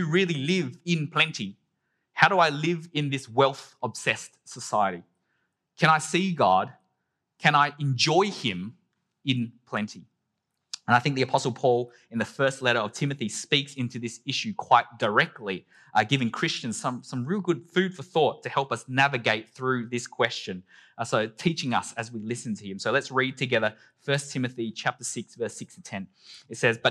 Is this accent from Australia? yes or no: yes; Adelaide, South Australia, Australia; my earliest primary school memories growing up in Adelaide